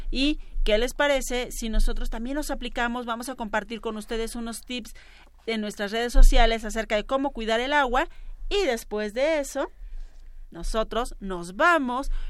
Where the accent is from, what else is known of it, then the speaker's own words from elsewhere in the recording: Ensenada, Baja California, Mexico; De Ensenada. Ensenada, Baja California.